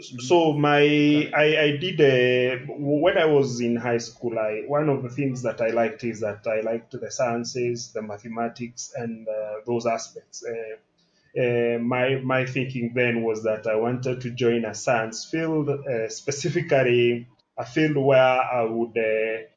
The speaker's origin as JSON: {"language": "English", "town": "Kijabe", "region": "Kiambu County", "country": "Kenya", "tie": "born or raised there", "said": "I was brought up in Kijabi"}